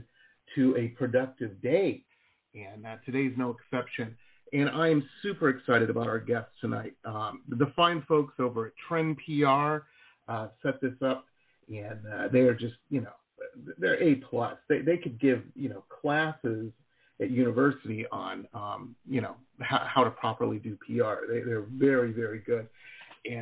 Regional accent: Detroit, Michigan, United States; moved away as an adult; also born or lived in Boston / San Diego; I grew up in Metro Detroit.

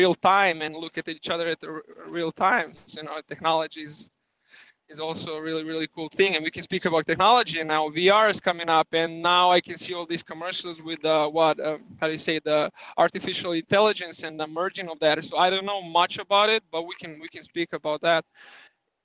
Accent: Belgrade, Serbia; English is a second language; moved away as an adult; I am from Belgrade, the capital of Serbia.

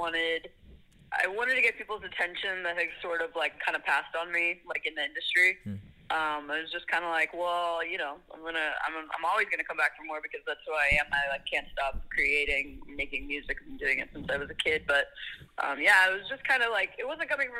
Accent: Las Vegas, Nevada, United States; now in Los Angeles, United States; I grew up in Las Vegas actually

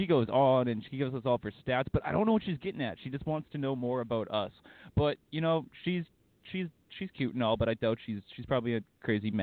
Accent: Alberta, Canada; I'm from Alberta

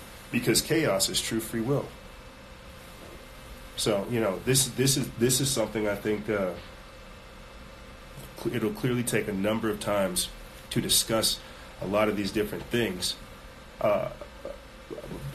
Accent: South Carolina, United States; we come from South Carolina. I couldn't show you guys, like, the swamps we came from, but, man, we come from the swamp.

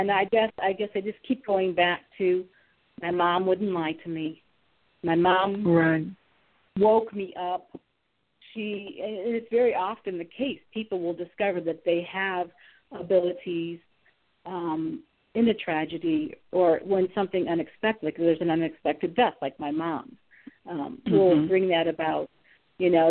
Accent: Ohio, United States; now in Atlanta, United States; I live in Atlanta, but I'm from Ohio

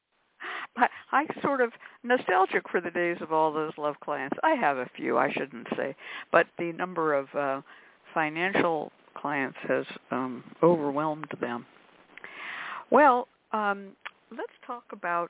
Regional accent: California, United States; also born or lived in Illinois / Missouri; I grew up in California

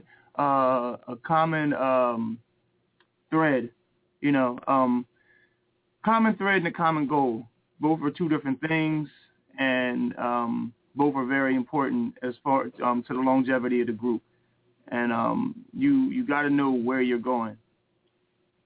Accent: New Castle, Delaware, United States; also born or lived in Chester, Pennsylvania; now in Philadelphia, United States; I was born in Chester, Pennsylvania, and then raised in Newcastle, Delaware, and then moved to Philadelphia

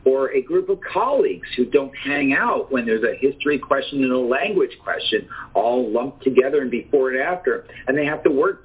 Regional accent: New York City, New York, United States; I'm a New Yorker

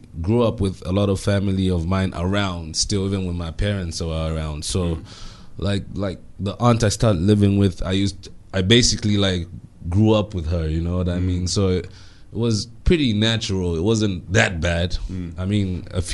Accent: Ndola, Copperbelt Province, Zambia; now in Lusaka, Zambia; I was born in Ndola

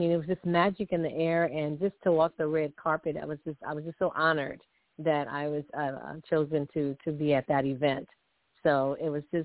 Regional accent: New Orleans, Louisiana, United States; I'm from New Orleans, Louisiana

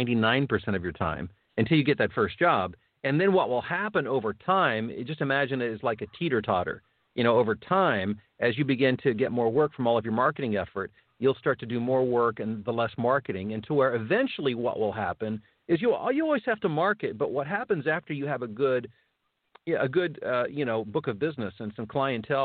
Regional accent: Ohio, United States; now in Chicago area, United States; I'm from Ohio. My dad was from West Virginia. I mean, I've got, those are my roots

